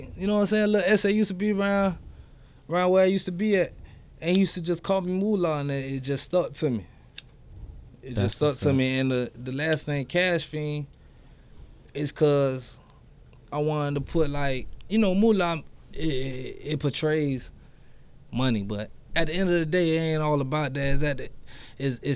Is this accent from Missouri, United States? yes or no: no; Lauderhill, Florida, United States; I'm from Lauderhill, Deep Side